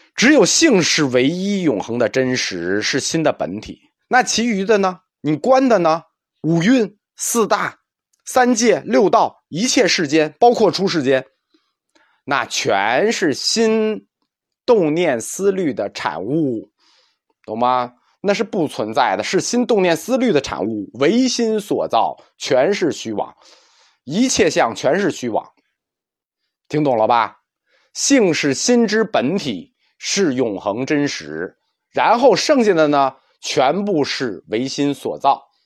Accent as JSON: {"language": "Chinese", "country": "China", "said": "我们中国人"}